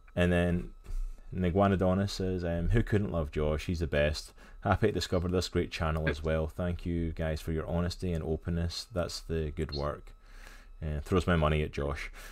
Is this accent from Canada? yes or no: no; Scotland, United Kingdom; now in United States; I come from Scotland. I live in America, but I'm okay. originally from Scotland.